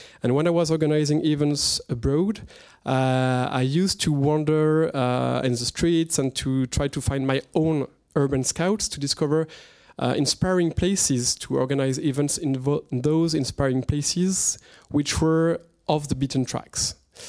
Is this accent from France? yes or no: yes; France; accent: French; English is a second language; I will ask you to excuse my French accent.